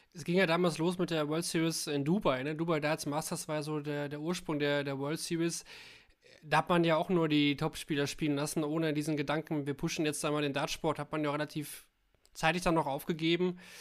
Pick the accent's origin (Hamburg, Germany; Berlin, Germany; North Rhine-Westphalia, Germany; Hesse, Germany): North Rhine-Westphalia, Germany; Kalkar; now in Essen, Germany; also ich wohne da nicht mehr, ich wohne mittlerweile in Essen, aber ich komme aus Kalkar.